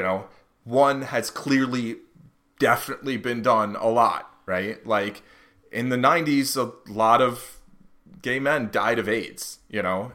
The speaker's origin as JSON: {"language": "English", "country": "United States", "tie": "born or raised there", "said": "growing up in the United States"}